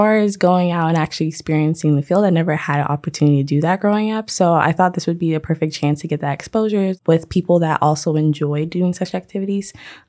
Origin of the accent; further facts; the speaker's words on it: South Florida, United States; I'm born and raised in South Florida.